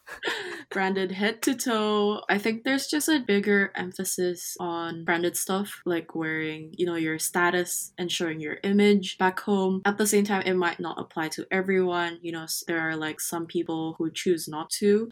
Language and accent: English; Jakarta, Indonesia; now in Australia; I'm from Jakarta